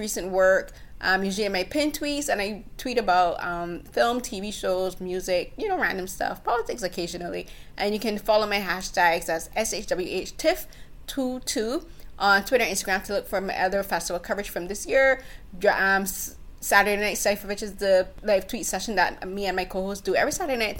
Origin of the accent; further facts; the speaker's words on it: Barbados; moved away as an adult; now in Canada; I'm a Barbadian. I grew up in Barbados. I moved to Canada at the age of 26.